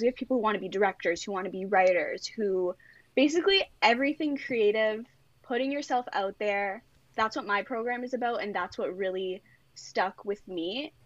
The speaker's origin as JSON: {"language": "English", "area": "Greater Toronto Area", "region": "Ontario", "country": "Canada", "said": "I'm from Toronto. Well, just outside of the Toronto G, the G T"}